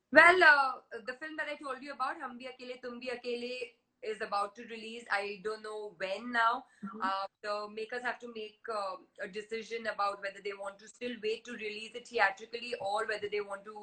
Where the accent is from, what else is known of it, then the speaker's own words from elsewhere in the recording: India; Yes, I am an Indian. I am born and brought up in India. I speak Hindi fluently. I understand Marathi, Punjabi.